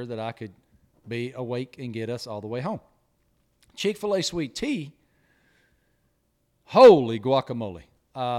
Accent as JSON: {"language": "English", "region": "Southwest Virginia", "country": "United States", "tie": "born or raised there", "said": "That area that I grew up in, not my hometown specifically or my home county, but all the way down there towards Tennessee"}